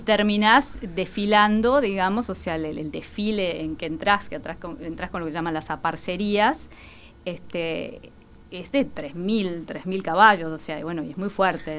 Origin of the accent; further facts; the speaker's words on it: Uruguay; como uruguayos